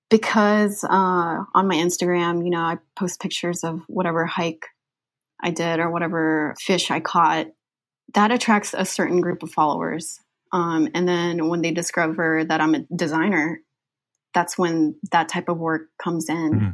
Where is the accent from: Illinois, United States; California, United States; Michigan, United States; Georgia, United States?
Georgia, United States; also born or lived in Philippines; I'm from the Philippines, um, I grew up in Georgia, however, that's where I really consider myself